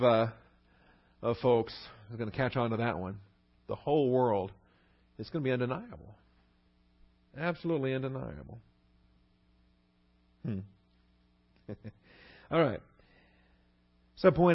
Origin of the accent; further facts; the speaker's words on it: West Coast, United States; moved away; I grew up on the West Coast